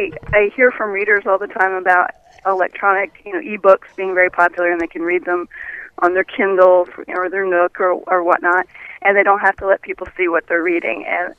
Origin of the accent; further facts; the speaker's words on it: Fort Lauderdale, Florida, United States; also born or lived in Missouri; I grew up in South Florida. Whereabouts? The Fort Lauderdale area.